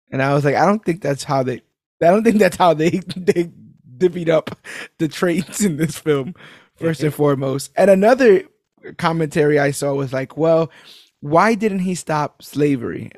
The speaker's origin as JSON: {"language": "English", "town": "New York City", "region": "New York", "country": "United States", "said": "as a New Yorker"}